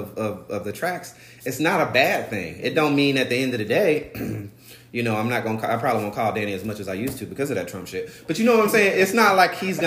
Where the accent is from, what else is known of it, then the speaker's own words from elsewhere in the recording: Albany, Georgia, United States; I'm from Albany, Georgia, which, you know, black and white people are a very different sides of the tracks